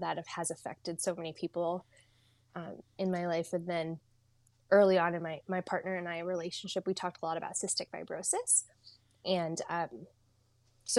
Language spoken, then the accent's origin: English; Eastern Washington, United States; also born or lived in Saudi Arabia / India; now in Seattle, United States; I grew up in Eastern Washington, like thick of the desert